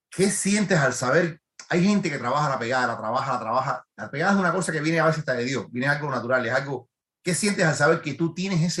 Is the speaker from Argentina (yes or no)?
no; Mexico; Yo soy mexicano también.